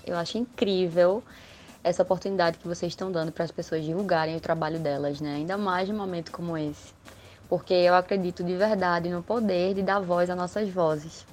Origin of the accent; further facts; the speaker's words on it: Caruaru, Pernambuco, Brazil; sou aqui de Caruaru, PE. Forrozeira nata